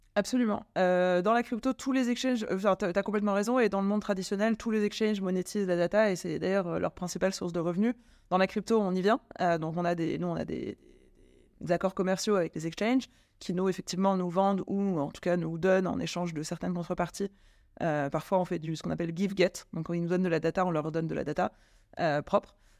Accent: France; also born or lived in London; Je suis française

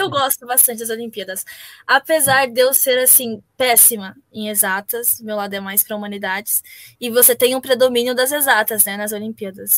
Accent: São Paulo, Brazil; Eu sou de São Paulo

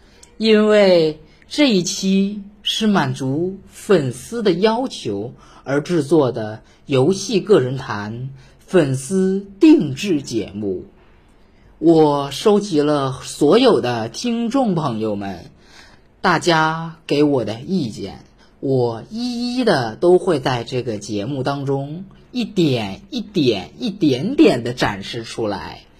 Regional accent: Northeast China, China; 说主播，你作为一个东北人，为什么还有点大舌头呢？我想说，去你妈了个巴子！我没有大舌头

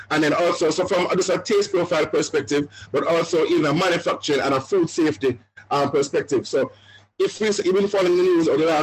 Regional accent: Jamaica; now in Canada; we're Jamaican

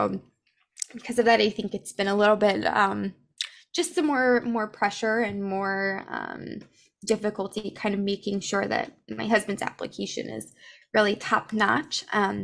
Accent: East Coast, United States; I was born in the East Coast

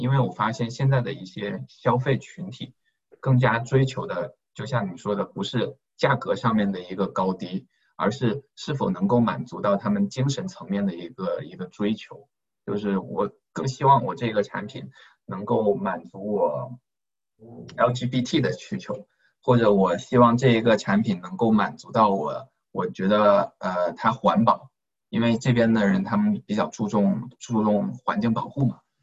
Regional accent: Guangdong, China; 我们都是广东人嘛

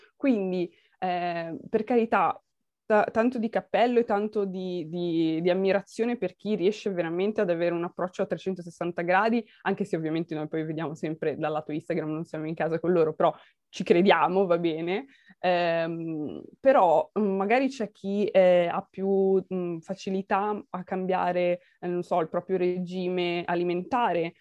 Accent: Milan, Lombardy, Italy; io sono milanese, quindi sono, sono un po' imbruttita, sono un po' la cittadina

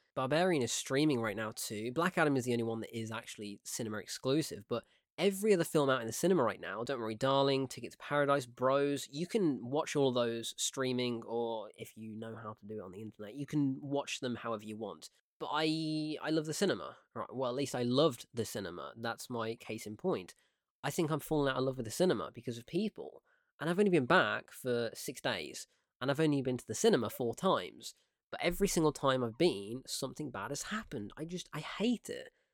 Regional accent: United Kingdom; born or raised there

